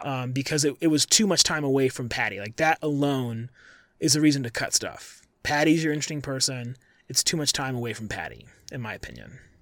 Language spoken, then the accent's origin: English; Colorado, United States; also born or lived in Syracuse; I'm from Colorado, I live in Colorado now